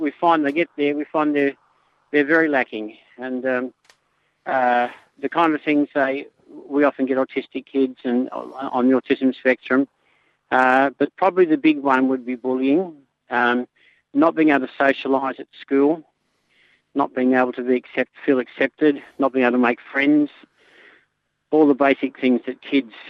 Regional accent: Bankstown, New South Wales, Australia; now in Melbourne, Australia; I was born in Bankstown

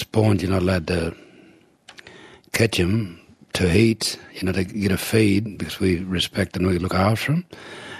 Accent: Darling River, far west New South Wales, Australia; we come from the Darling River

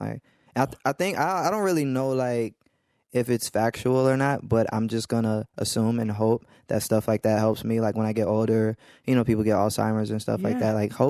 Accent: Atlanta, Georgia, United States; also born or lived in Baltimore, Maryland; I was born in Baltimore, Maryland, but I've been in Atlanta since I was 4 years old.

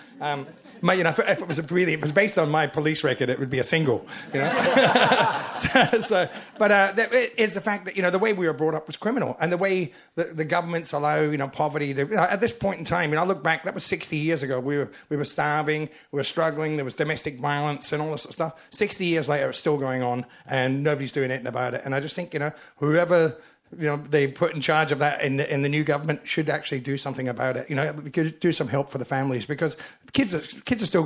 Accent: Glasgow, Scotland, United Kingdom; moved away; Glasgow's my hometown

